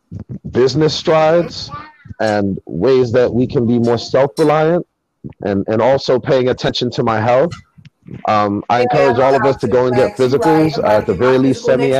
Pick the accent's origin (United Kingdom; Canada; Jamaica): Jamaica; As I mentioned before, me being Jamaican